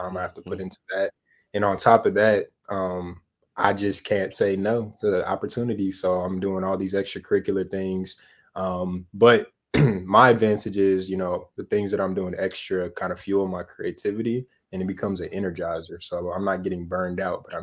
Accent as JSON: {"language": "English", "town": "Winston-Salem", "region": "North Carolina", "country": "United States", "moved": "yes", "lives_now": "Hampton, United States", "said": "I'm from Winston-Salem, North Carolina originally"}